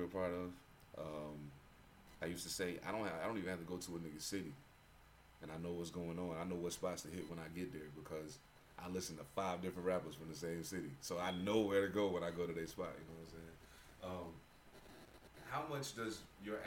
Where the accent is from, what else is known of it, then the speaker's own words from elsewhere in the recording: East Coast, United States; growing up on the East Coast